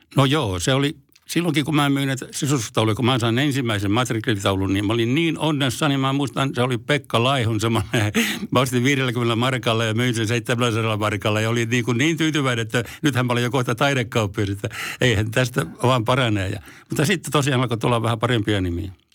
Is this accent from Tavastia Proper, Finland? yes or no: yes; Forssa, Tavastia Proper, Finland; also born or lived in Helsinki; Forssaan olen syntynyt, tai syntynyt Helsingissä, mutta mä taisin olla sellainen vaikea tapaus, niin mä kävin täällä vaan tulemassa rääkäsemässä ja sitten muutin Forssaan ihan siellä, että olen forssalainen.